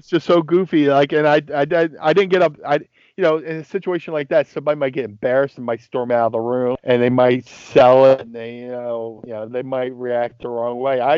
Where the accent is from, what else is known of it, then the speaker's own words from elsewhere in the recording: Atlantic City, New Jersey, United States; growing up in Atlantic City, there's a lot of kids I went to school